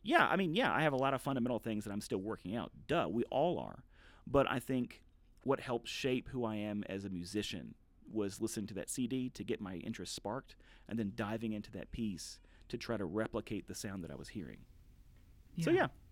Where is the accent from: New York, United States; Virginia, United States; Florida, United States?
Virginia, United States; Southwest; I'm from Southwest Virginia and I'm a, I'm a you know a little bit of a redneck.